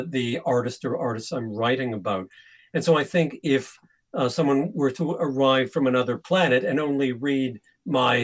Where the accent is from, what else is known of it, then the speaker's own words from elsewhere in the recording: Canada; now in England; I grew up in Canada